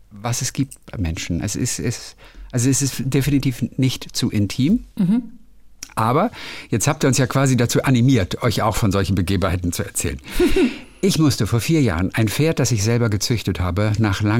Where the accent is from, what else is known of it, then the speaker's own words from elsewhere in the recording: Northern Germany, Germany; ich als Norddeutscher sag dir ganz ehrlich, dass ich da gerade ein bisschen überfragt